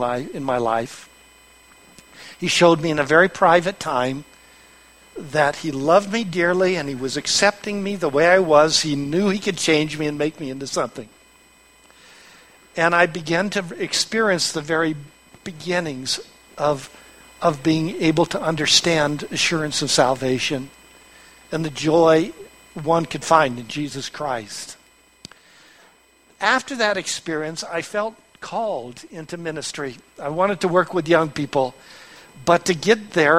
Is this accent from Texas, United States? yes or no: no; Long Beach, California, United States; I was born in Long Beach, California.